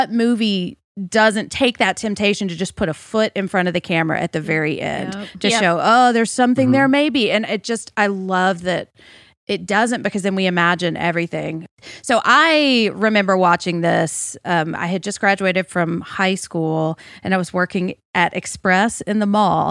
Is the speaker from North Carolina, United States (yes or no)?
no; Nashville, Tennessee, United States; growing up in Nashville